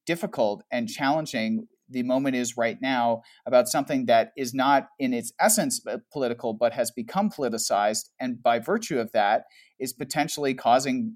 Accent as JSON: {"language": "English", "country": "Canada", "also_born_or_lived": "Toronto", "said": "so I'm Canadian. And I live in Toronto"}